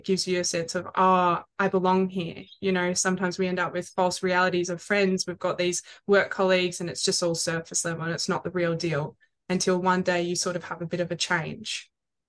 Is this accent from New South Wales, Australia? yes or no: no; Melbourne, Victoria, Australia; moved away as an adult; now in Sunshine Coast, Australia; I am based on the Sunshine Coast. I am originally from Melbourne, moved up here